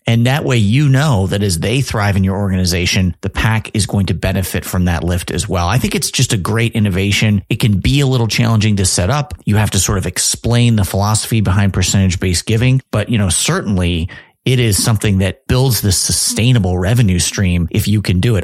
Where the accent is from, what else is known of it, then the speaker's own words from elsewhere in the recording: Chicago, Illinois, United States; I'm from Chicago